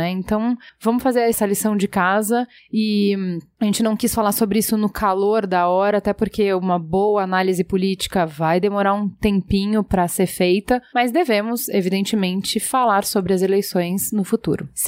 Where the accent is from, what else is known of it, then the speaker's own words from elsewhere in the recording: São Paulo, Brazil; Sou, sou de São Paulo.